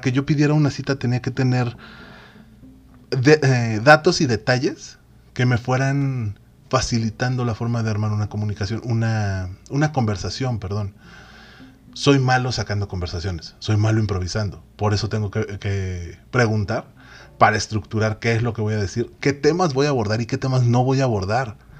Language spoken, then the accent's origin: Spanish; Mexico; somos la raza más chida, somos esa raza de bronce